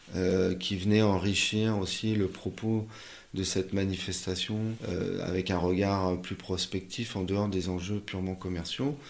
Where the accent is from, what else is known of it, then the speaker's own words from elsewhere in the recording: Paris, Île-de-France, France; je suis parisien, je suis né euh, à, Paris euh, dans le 18e, j'ai vécu dans le, dans le 20e